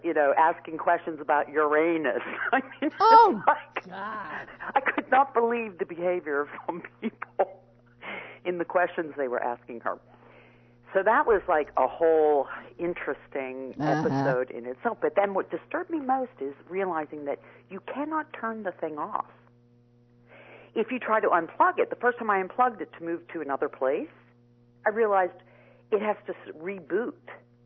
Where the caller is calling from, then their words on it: Squirrel Hill, Pennsylvania, United States; I'm calling from Squirrel Hill.